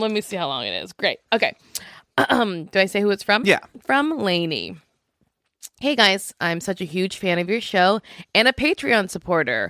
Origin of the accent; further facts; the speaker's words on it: Louisiana, United States; I'm from Louisiana